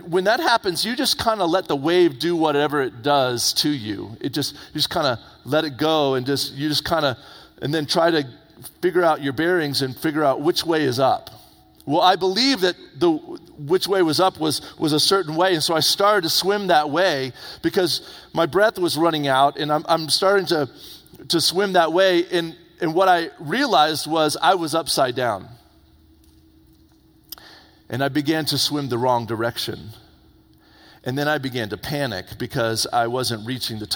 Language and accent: English; Indian Harbour Beach, Florida, United States; moved away; I grew up in Florida, on the east coast of Florida, right there by Cocoa Beach. I grew up in a little town called Indian Harbor Beach